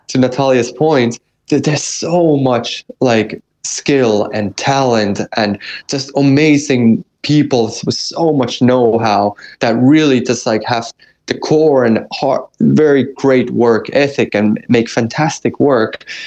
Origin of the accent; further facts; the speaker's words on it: Finland; I'm half American. In my in my true true core, I'm 100% Finn